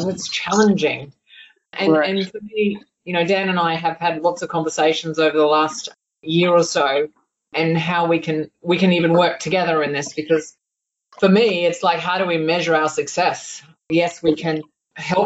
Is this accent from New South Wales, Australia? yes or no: no; Toowoomba, Queensland, Australia; We're both still from Toowoomba